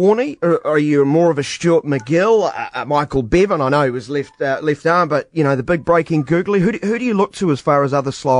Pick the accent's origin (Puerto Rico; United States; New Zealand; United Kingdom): New Zealand; As much as a New Zealander can say that to an Australian